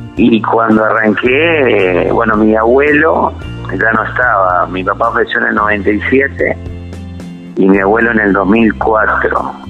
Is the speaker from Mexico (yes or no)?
no; Corzuela, Chaco, Argentina; also born or lived in Rafaela, Santa Fe / San Antonio, Santa Fe; a los cinco años nos vinimos a radicar acá a Corzuela, Chaco, donde mi papá eh, desarrolló la empresa y bueno, me quedé, ya soy chaqueño por adopción